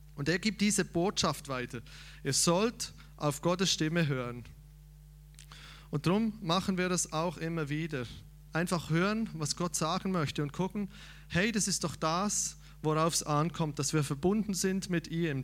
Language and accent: German; Switzerland; ich als Schweizer